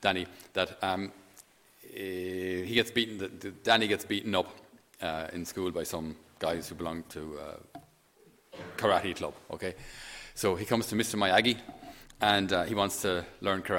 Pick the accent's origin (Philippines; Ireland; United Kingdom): Ireland; Thurles, Munster; where I grew up at home in Thurles, on our farm